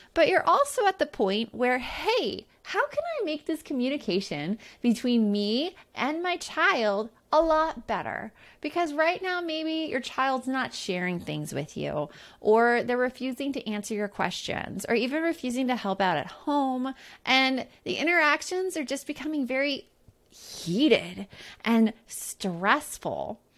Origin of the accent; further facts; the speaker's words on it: Tucson, Arizona, United States; growing up in Tucson, Arizona.